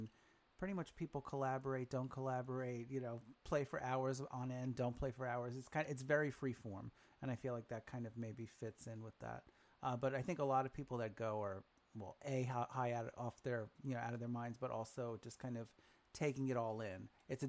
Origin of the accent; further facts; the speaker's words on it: New York City, New York, United States; I grew up in Brooklyn. Now I'm here in Brooklyn, so I'm a little, I don't know, it's been in my own bubble for most of my life, except for my college years.